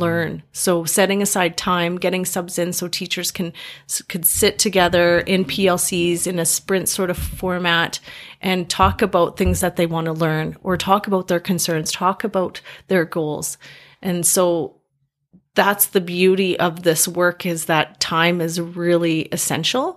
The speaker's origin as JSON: {"language": "English", "town": "Grande Prairie", "region": "Alberta", "country": "Canada", "tie": "born or raised there", "also_born_or_lived": "Calgary", "moved": "as an adult", "lives_now": "Edmonton, Canada", "said": "I was going up to my hometown, Grand Prairie"}